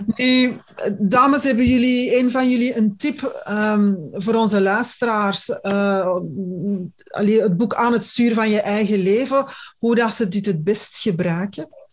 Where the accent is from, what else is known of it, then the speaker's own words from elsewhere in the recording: Antwerp, Flanders, Belgium; bij ons in Antwerpen